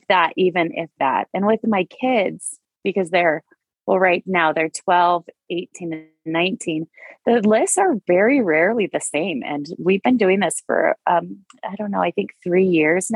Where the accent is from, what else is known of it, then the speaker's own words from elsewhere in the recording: North Dakota, United States; moved away; I hail from North Dakota.